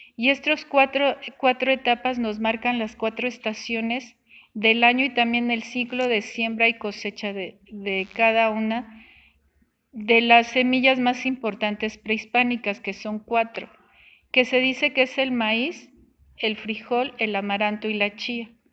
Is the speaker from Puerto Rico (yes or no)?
no; Mexico; somos mexicanos